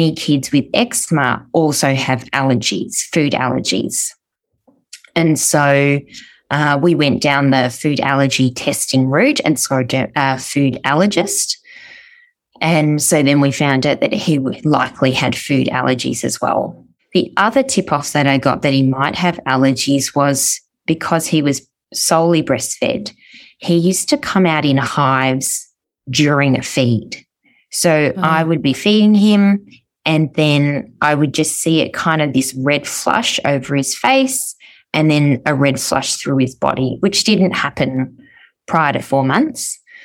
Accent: Melbourne, Victoria, Australia; I'm from Melbourne, Australia

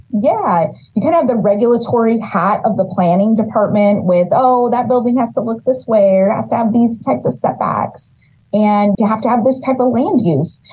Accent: Los Banos, California, United States; I'm born and raised in Los Banos.

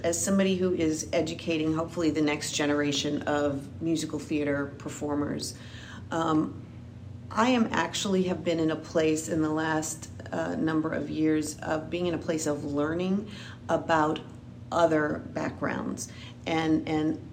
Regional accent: New Orleans, Louisiana, United States; I am originally from New Orleans, Louisiana.

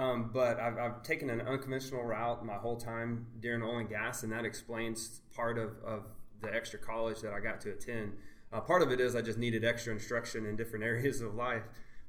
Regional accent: Clinton, Oklahoma, United States; I grew up in Western Oklahoma, in what I thought was a large town at the time, Clinton, Oklahoma. We had about 9,000 people. And for Western Oklahoma, it was pretty big. But compared to any other real city in the world, it's pretty small.

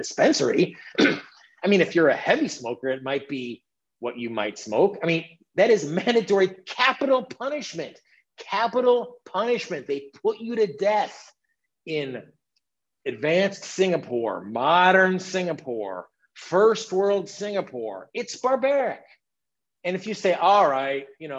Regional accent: United States; as an American

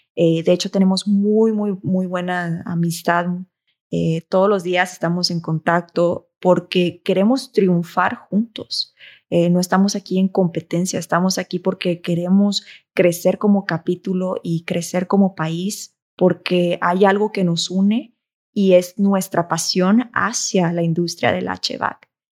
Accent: Mexico; de ser mexicanos

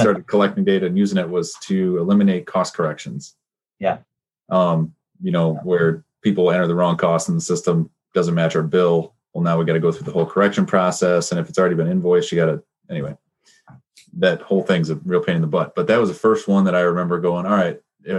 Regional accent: Petoskey, Michigan, United States; We went to the same school. I'm from Petoskey

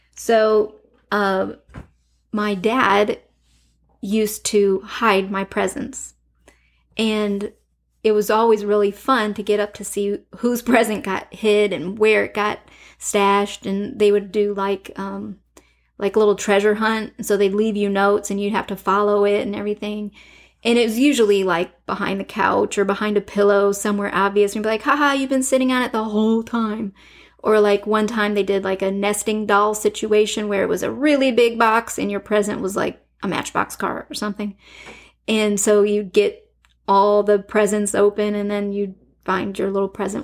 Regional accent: Detroit, Michigan, United States; I grew up in Detroit

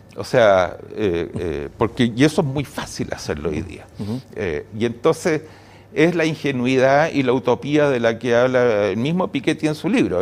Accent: Santiago, Santiago Metropolitan, Chile; decidí cambiarme de colegio. Saqué mm. Saqué mejor promedio de mi curso mm. y me fui al Liceo 11 de las Condes

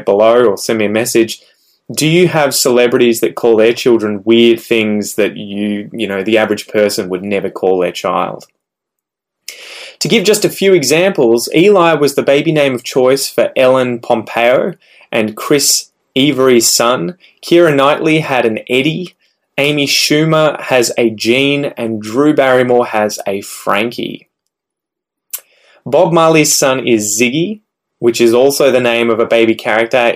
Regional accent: Australia; growing up in Australia

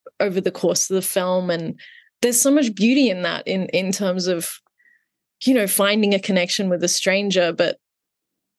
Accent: Australia; growing up in Australia

